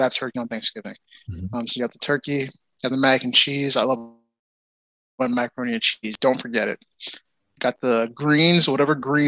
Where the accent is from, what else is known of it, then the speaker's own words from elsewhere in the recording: United States; I'm American